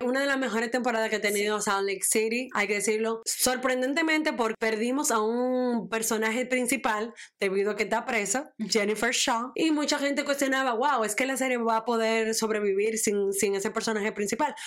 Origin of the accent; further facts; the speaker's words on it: Dominican Republic; yo soy dominicana